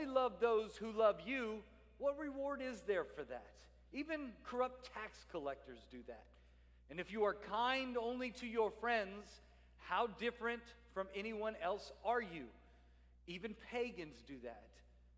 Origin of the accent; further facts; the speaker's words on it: New Orleans and Baton Rouge area, South Louisiana, United States; now in Salisbury, Maryland, United States; I'm a South Louisiana Cajun. I'm from the New Orleans and Baton Rouge area